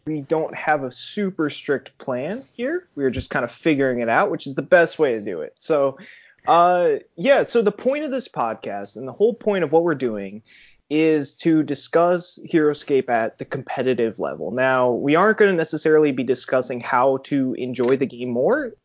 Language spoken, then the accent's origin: English; Connecticut, United States; I'm from Connecticut, of course.